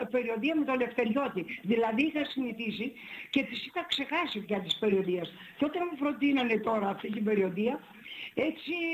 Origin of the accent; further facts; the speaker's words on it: Thessaly, Greece; Εγώ είμαι Θεσσαλή.